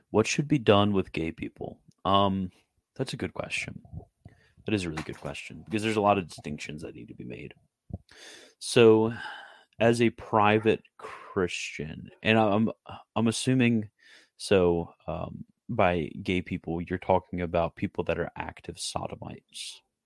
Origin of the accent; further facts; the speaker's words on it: Canada; I'm Canadian.